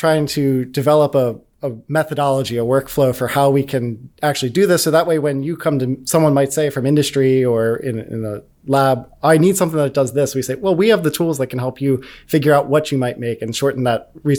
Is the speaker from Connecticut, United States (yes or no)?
no; Pennsylvania, United States